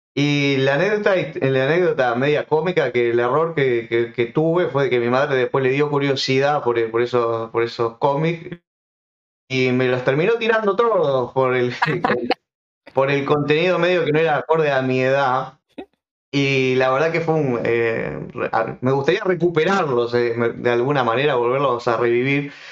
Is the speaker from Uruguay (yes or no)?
yes; Uruguay; yo soy uruguayo